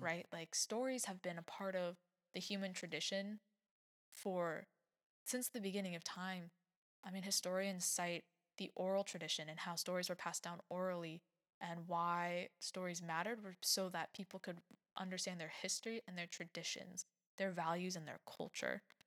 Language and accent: English; United States